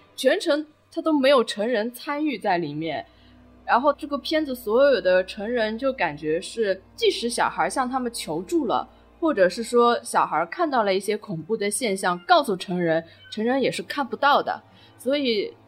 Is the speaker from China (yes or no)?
yes; China; 其实对我们中国人来说，这种概念